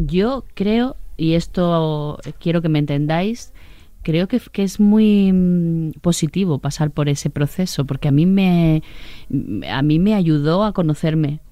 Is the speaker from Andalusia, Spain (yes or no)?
yes; Sanlúcar de Barrameda, Andalusia, Spain; born or raised there; also born or lived in Catalonia